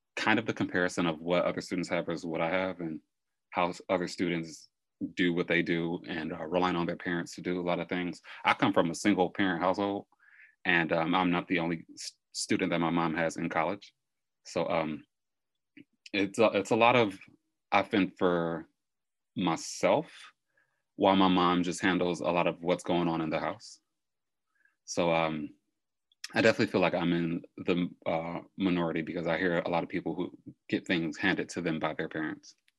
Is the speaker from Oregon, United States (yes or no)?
no; Detroit, Michigan, United States; also born or lived in East Point; born and raised in Detroit, but currently live in East Point